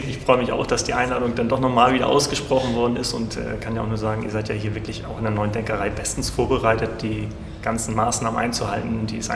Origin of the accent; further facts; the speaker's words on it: Hamburg, Germany; moved away as an adult; also born or lived in Freiburg / Berlin; ich bin in Hamburg geboren, 1975, also jetzt 45 Jahre alt. Ähm, habe dort mein Abitur gemacht, Kindheit verbracht, wie es halt so ist.